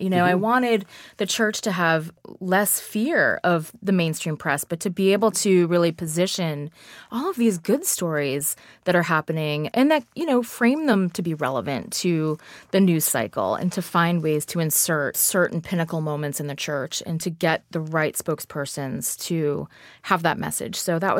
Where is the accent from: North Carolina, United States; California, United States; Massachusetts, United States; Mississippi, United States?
Massachusetts, United States; Boston; I grew up in Boston, Massachusetts, and my mother was Catholic.